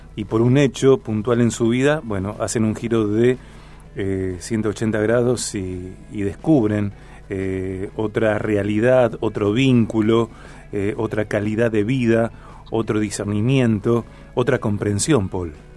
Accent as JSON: {"language": "Spanish", "town": "Rosario", "region": "Santa Fe", "country": "Argentina"}